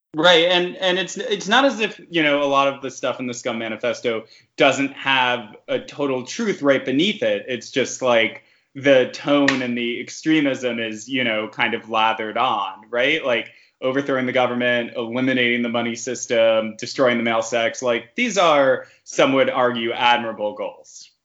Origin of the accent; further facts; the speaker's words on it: New York City, New York, United States; I grew up in Queens, so this is territory I'm familiar